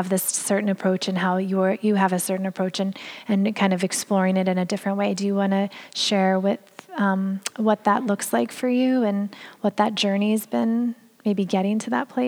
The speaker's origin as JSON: {"language": "English", "region": "California", "country": "United States", "also_born_or_lived": "Brooklyn, New York", "moved": "yes", "lives_now": "New York, United States", "said": "I am originally from California"}